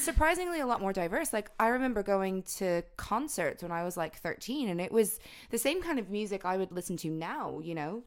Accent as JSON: {"language": "English", "region": "the South", "country": "United States", "tie": "born or raised there", "said": "growing up in the South, like, obviously there's a load of, like, country influence"}